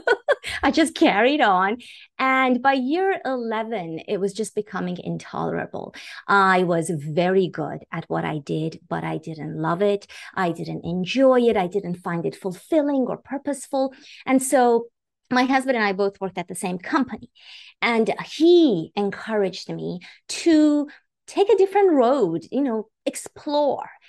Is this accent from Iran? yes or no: yes; Iran; moved away; I was born and raised in Iran